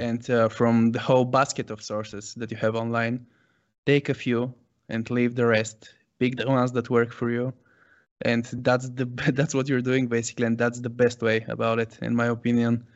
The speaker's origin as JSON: {"language": "English", "town": "Sofia", "region": "Sofia City", "country": "Bulgaria", "tie": "born or raised there", "said": "born and raised in Sofia, Bulgaria"}